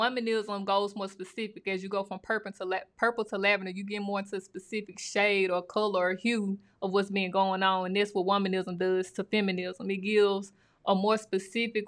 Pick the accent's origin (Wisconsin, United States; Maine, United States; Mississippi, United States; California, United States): Mississippi, United States; I was from Mississippi